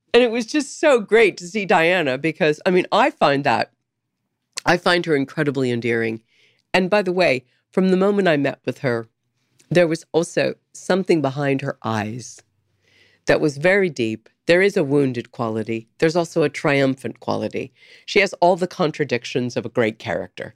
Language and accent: English; San Diego, California, United States; moved away; also born or lived in Topeka, Kansas / New York; I grew up in San Diego, so I was in the water a lot.